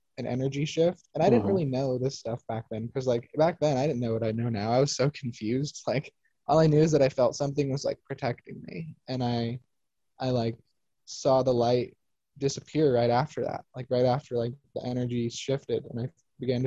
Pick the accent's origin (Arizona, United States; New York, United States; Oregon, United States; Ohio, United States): Arizona, United States; Phoenix; when I was little, I grew up in Phoenix